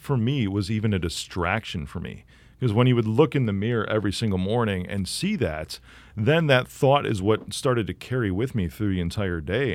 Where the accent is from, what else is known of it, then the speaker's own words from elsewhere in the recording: Chicago, Illinois, United States; I'm from Chicago